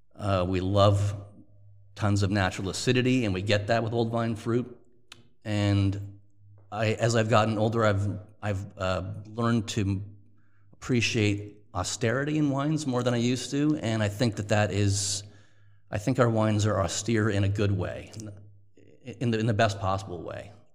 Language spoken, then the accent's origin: English; Toronto, Ontario, Canada; moved away; also born or lived in Montreal; I'm Canadian. I was born in Toronto, went to university in Montreal, McGill University